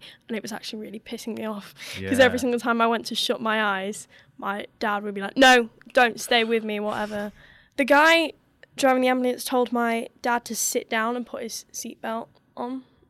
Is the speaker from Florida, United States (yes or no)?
yes; Florida, United States; that is going to Disney when I was growing up in Florida with my family.